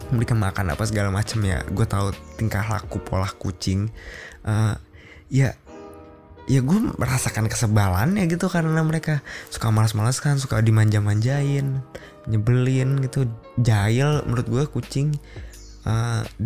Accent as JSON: {"language": "Indonesian", "town": "Jember", "region": "East Java", "country": "Indonesia", "tie": "born or raised there", "said": "Realitanya emang bener gitu bang di kampung halamanku Jember Jatim emang banyak yang bikin perumahan di areal persawahan."}